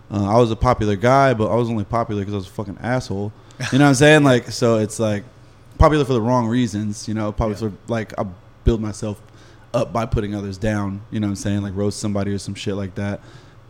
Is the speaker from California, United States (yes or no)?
yes; Laguna Niguel, California, United States; Laguna Niguel, like South County, Orange County.